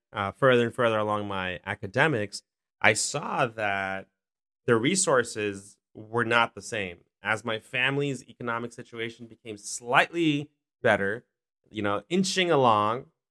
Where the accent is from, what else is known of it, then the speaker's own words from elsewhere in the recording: New York City, New York, United States; I'm from Queens. I had a chance to go to District twenty-four as a kid, uh, in Elmhurst.